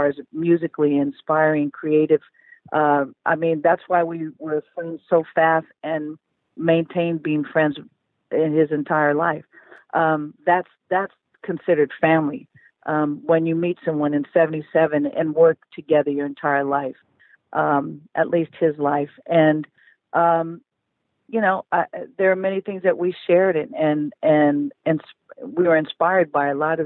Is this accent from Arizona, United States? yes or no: no; Oakland, California, United States; moved away; we then started Elevate Oakland, and I went back to my hometown, and we started helping public schools in the Bay Area